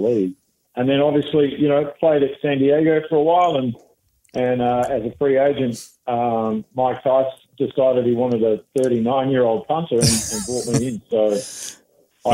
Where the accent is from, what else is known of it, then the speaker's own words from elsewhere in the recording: Western Australia, Australia; moved away; I played junior football in Western Australia